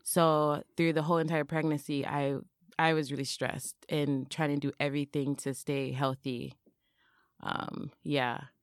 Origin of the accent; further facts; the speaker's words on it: Minneapolis, Minnesota, United States; moved away as an adult; now in Japan; I'm, I'm, I'm from Minneapolis